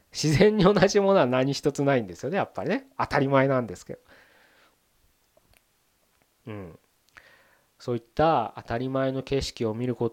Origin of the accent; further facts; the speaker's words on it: Tokyo, Japan; 僕東京で生まれ育ったんで、まあ、ふるさとって東京のことを、